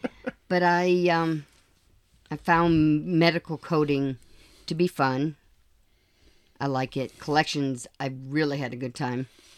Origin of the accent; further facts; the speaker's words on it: Massachusetts, United States; moved away; also born or lived in Idaho / Virginia Beach, Virginia; I'm from Massachusetts.